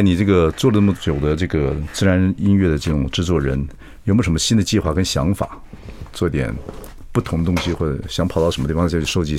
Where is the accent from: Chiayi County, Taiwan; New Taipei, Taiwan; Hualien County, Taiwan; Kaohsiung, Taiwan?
Chiayi County, Taiwan; 我的老家嘉义上面